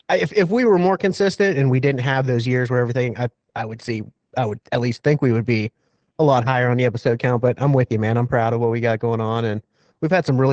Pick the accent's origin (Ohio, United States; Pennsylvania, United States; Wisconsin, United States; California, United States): Pennsylvania, United States; I grew up hunting in Pennsylvania.